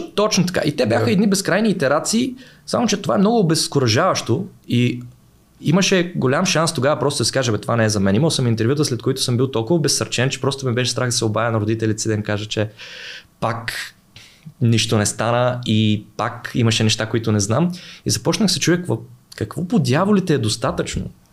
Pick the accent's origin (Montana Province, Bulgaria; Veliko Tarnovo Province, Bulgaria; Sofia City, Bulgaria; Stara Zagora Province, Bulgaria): Veliko Tarnovo Province, Bulgaria; Veliko Tarnovo; аз съм от Велико Търново